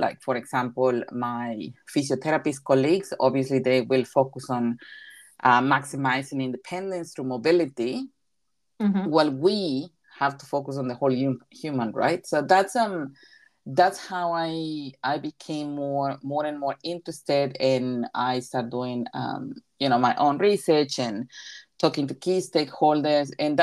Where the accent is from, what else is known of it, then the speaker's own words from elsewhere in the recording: Coatzacoalcos, Veracruz, Mexico; first language Spanish; English is a second language; moved away as an adult; also born or lived in Toronto, Canada; now in New Zealand; Well, I am originally from Mexico. I was born in Coatzacoalcos, so that's in the south of Mexico, and I have been in New Zealand since 2007.